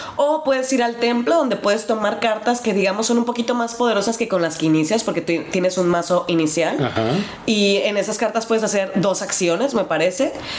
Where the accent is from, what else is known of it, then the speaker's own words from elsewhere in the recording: Mexico; now in Germany; nosotros como buenos mexicanos